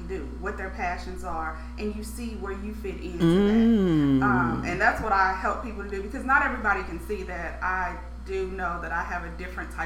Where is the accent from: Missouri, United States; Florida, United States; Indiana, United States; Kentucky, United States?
Missouri, United States; St. Louis; moved away; I'm born and raised there, my hometown